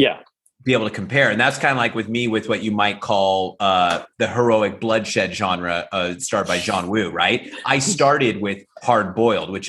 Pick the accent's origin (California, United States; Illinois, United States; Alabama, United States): California, United States; Central Valley; I was born and raised in the Central Valley, California.